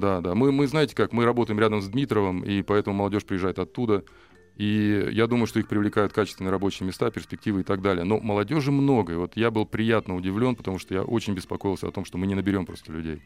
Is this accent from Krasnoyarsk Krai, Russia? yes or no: yes; Norilsk, Krasnoyarsk Krai, Russia; moved away as an adult; now in Moscow Oblast, Russia; я сам из Норильска